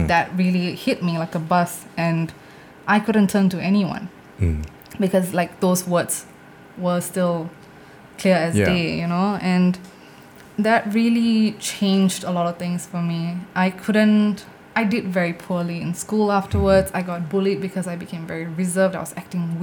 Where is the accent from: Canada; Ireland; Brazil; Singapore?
Singapore; my parents are from India. So like I'm first generation Singaporean